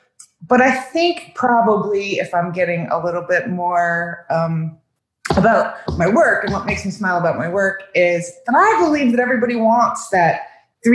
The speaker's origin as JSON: {"language": "English", "region": "Ohio", "country": "United States", "tie": "born or raised there", "moved": "yes", "lives_now": "Southwest Florida, United States", "said": "I grew up in Ohio"}